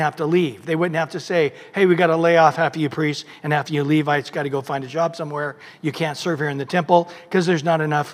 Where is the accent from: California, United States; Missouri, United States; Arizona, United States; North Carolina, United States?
California, United States; Visalia; I grew up in Visalia